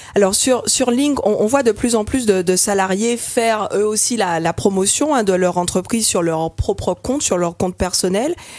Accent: Martinique; chez nous en Martinique

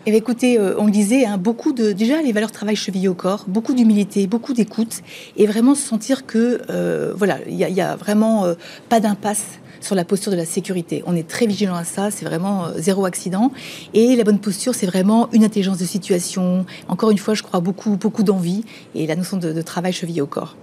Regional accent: Mayenne, Pays de la Loire, France; on est mayennais, on est français

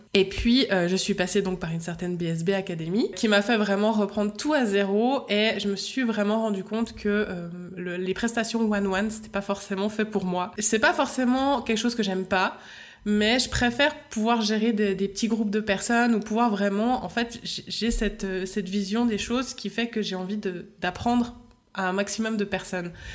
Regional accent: Switzerland; accent: Swiss; je suis suisse

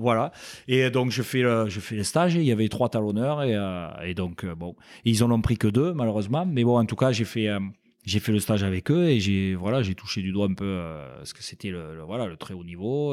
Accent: Castres, Occitania, France; j'étais originaire de Castres, donc voilà, je suis un pur castré et donc voilà j'ai j'ai vécu euh, mes débuts euh, là-bas.

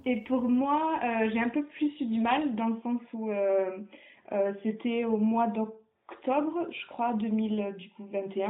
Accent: south of France, France; now in Brussels, Belgium; on habite euh, euh, une à Lille et l'autre à Bruxelles et on est originaire du sud de la France

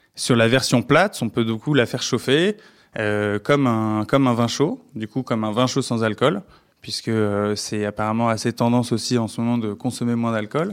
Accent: France; je suis français

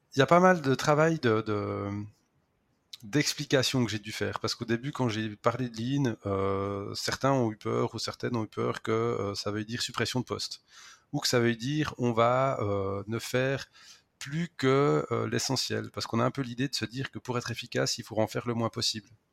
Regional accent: Switzerland; accent: Swiss; je travaille en Suisse

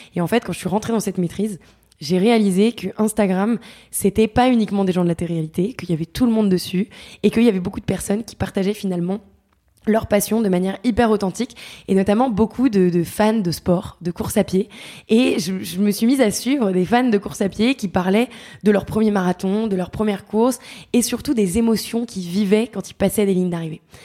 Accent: Paris, Île-de-France, France; moved away as an adult; also born or lived in Montreal, Canada; j'avais quitté Paris à 18 ans

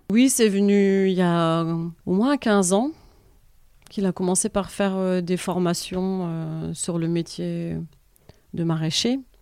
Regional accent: Valenciennes, Hauts-de-France, France; moved away as an adult; also born or lived in Lille; now in Saint-Paul-la-Roche, France; moi j'ai grandi à Valenciennes

